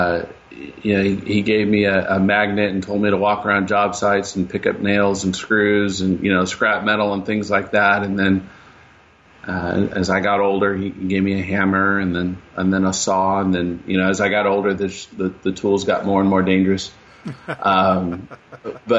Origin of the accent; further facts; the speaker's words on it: Riverside, California, United States; also born or lived in San Bernardino, California; I was born and raised in San Bernardino, California. And when I was about 8 or 9 years old, my parents decided that we were going to move to Riverside